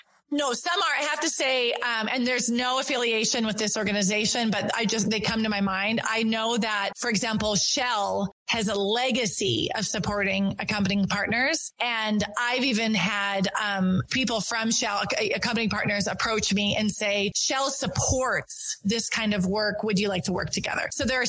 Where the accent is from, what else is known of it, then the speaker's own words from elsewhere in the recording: North Dakota, United States; also born or lived in Switzerland; I'm from North Dakota. I told my story. And at the end, people are like, you're not from North Dakota. And I'm like, yeah, I am. And they're like, no, your accent.